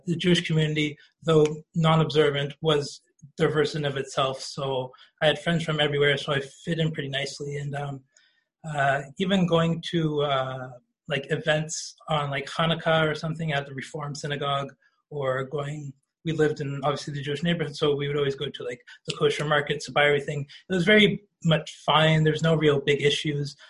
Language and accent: English; Toronto, Ontario, Canada; growing up in Toronto and especially the regions of Toronto I grew up